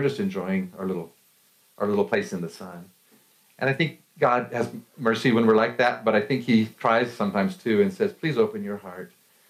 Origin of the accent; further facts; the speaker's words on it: Colorado, United States; You know, I'm from Colorado, and I love mountains.